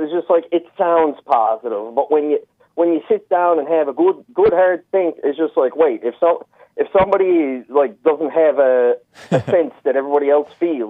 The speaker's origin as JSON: {"language": "English", "region": "Newfoundland and Labrador", "country": "Canada", "tie": "born or raised there", "said": "where I came from is a lot of paddies. Further up the shore is more Scottish people. In the cities where I am now, it was more like English people"}